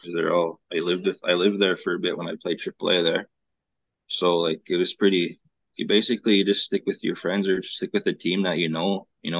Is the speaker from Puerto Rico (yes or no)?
no; St. Paul, Alberta, Canada; also born or lived in North Battleford; I was born and raised in Alberta, St. Paul, Alberta. My mom's from Goodfish Lake, Alberta.